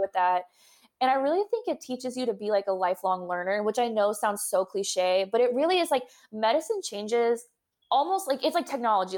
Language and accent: English; Texas, United States; I'm from Texas